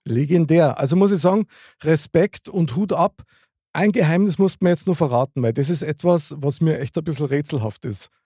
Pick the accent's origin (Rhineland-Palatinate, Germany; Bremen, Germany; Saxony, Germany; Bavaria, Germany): Bavaria, Germany; ich komme aus Bayern